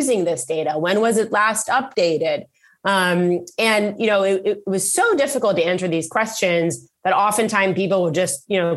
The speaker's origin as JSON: {"language": "English", "country": "Israel", "tie": "born or raised there", "moved": "as an adult", "lives_now": "Bay Area, United States"}